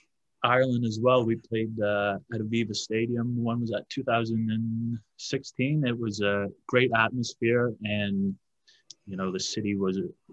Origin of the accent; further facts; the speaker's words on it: Lindsay, Ontario, Canada; some local guys that I played with or grew up with in Lindsay